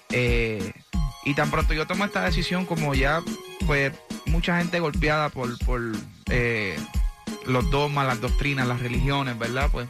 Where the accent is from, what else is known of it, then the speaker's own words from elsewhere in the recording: Puerto Rico; now in Miami, United States; yo vine de Puerto Rico pues a buscar que mi, carrera siguiera creciendo